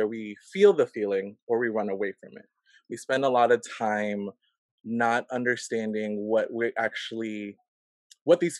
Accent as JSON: {"language": "English", "town": "Silver Spring", "region": "Maryland", "country": "United States", "tie": "born or raised there", "said": "I grew up in the Washington, D.C. area, Silver Spring, Maryland"}